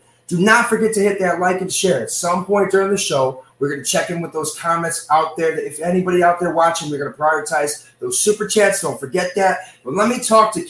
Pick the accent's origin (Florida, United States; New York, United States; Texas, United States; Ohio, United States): New York, United States; Western; also born or lived in Le Roy, New York / Dunkirk, New York / Buffalo, New York / Las Vegas, Nevada; I am from Western New York as well. Bounced from Leroy, Dunkirk, Buffalo. Lived in Vegas for a brief stint, 4 years